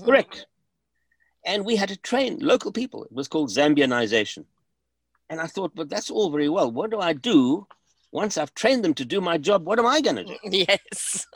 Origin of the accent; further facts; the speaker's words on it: Germiston, Gauteng, South Africa; moved away; also born or lived in Johannesburg / Kempton Park; I actually grew up in a town called Germiston, just to the south of Johannesburg.